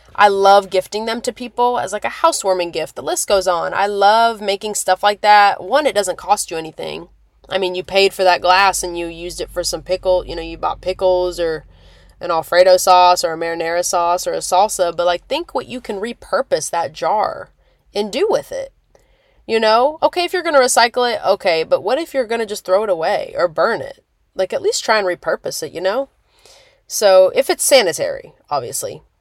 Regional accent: Lincoln, Nebraska, United States; moved away; where I'm originally from in Nebraska

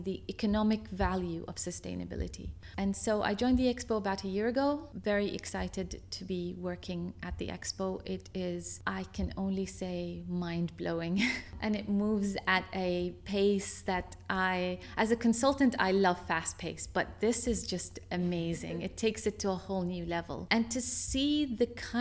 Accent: Baghdad, Baghdad Governorate, Iraq; moved away; also born or lived in United States; So I'm originally from Iraq. I was born and bred in Baghdad, Iraq

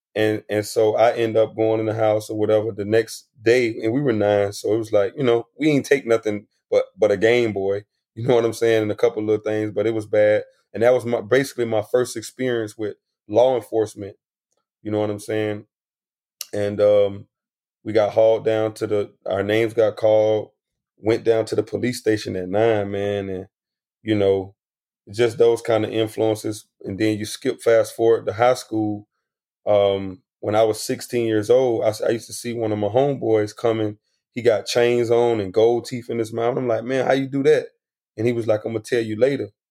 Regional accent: South Florida, United States; I was exposed to a lot of a lot of different things growing up in South Florida

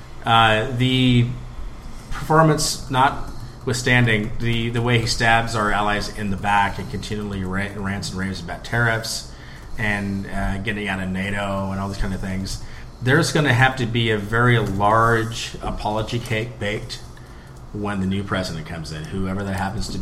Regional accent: United States; being an American overseas

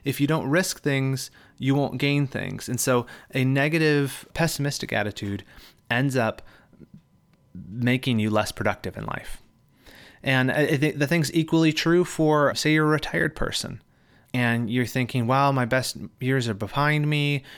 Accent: Michigan, United States; now in California, United States; I am moving from California back to my home state of Michigan.

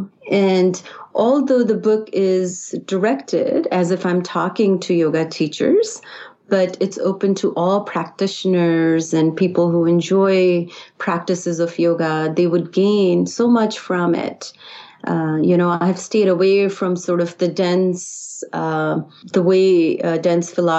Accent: India; moved away as an adult; now in United States; I grew up in India, and I was exposed to yoga early on in school

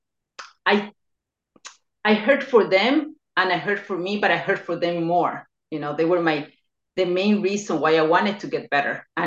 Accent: Ecuador; now in New York, United States; I'm originally from Ecuador. I was born there, but I relocated to the United States in 1990

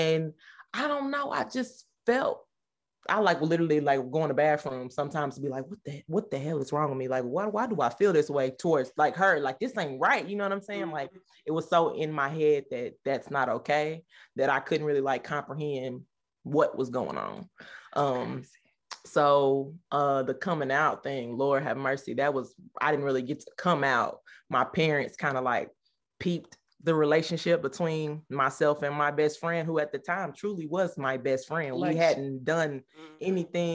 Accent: Nashville, Tennessee, United States; I'm from Tennessee, Nashville

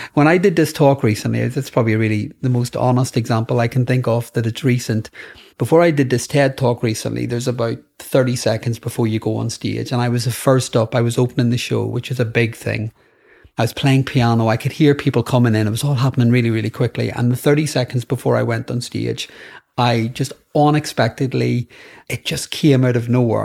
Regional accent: Northern Ireland, United Kingdom; growing up in Northern Ireland.

